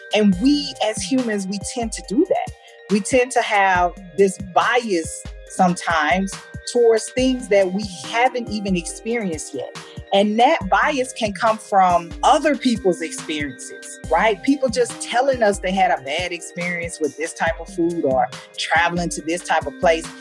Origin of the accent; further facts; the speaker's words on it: United States; moved away as an adult; now in Germany; they clearly know that I'm American